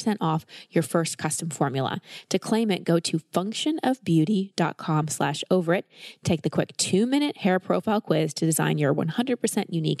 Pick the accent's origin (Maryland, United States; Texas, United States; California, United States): Texas, United States; Growing up in Texas as a woman, hair is a big deal.